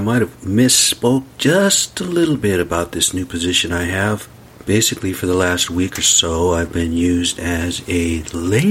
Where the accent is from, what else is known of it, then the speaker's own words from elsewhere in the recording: United States; I'm from the res.